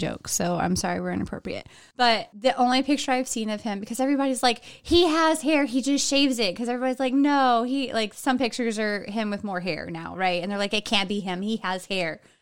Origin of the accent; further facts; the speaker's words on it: Texas, United States; I'm from Texas, so I can make that accent and get away with it.